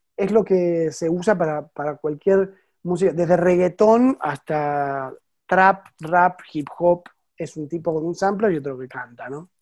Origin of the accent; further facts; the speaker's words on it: Buenos Aires, Argentina; moved away as an adult; now in France; yo soy porteño